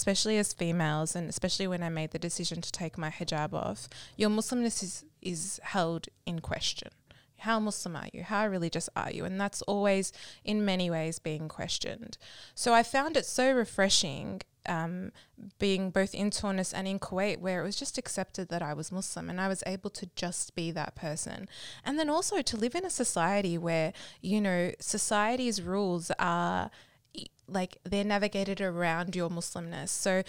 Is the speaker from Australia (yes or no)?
yes; Australia; also born or lived in United States / Malaysia; I was born in the States and I moved... Then we moved from the US to Malaysia. Then we moved to Australia by the time I was six.